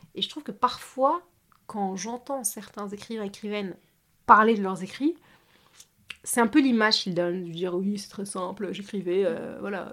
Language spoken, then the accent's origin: French; France; je suis née ici, j'ai grandi ici en France